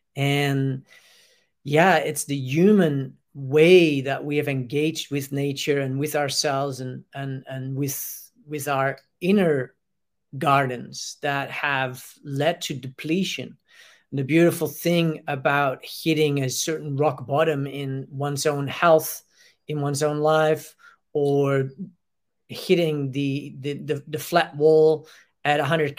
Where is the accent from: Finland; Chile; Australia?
Australia; to limit ourselves within being maybe identify with the idea that I am Australian, well, I am human